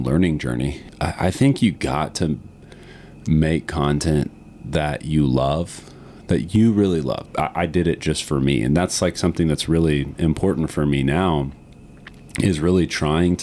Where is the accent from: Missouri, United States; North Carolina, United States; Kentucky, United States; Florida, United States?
Florida, United States; Green Swamp West, outside Tampa; I grew up the first 5 years of my life in an area outside of Tampa called Green Swamp West. So my family is 5 generations of the Tampa Bay, Cedar Key area.